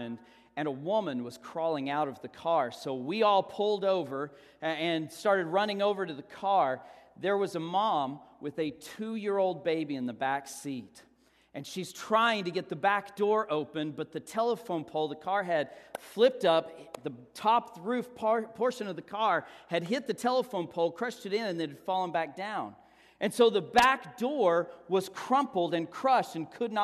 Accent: Texas, United States; we're from Texas

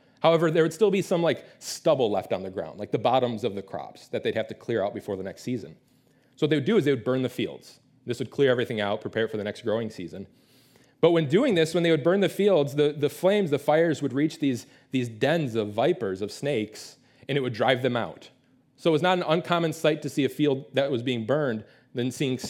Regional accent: Detroit, Michigan, United States; I grew up in the Metro Detroit area. It's the Motor City. We love our cars up there.

